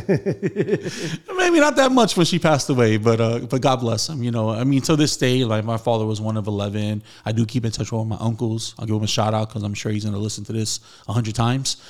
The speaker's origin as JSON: {"language": "English", "town": "New York City", "region": "New York", "country": "United States", "tie": "born or raised there", "said": "Saint Dominic in the Bronx is where I was baptized"}